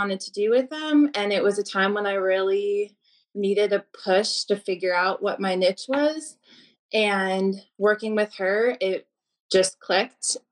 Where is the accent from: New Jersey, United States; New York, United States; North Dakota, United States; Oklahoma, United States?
New York, United States; Rochester; moved away as an adult; also born or lived in Pittsburgh, Pennsylvania / South Carolina; growing up in Rochester, New York, I definitely was not a fan of the cold.